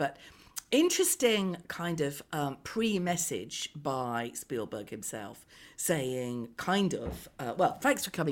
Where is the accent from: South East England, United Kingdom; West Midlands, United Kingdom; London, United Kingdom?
West Midlands, United Kingdom; Birmingham; I'm a Brummie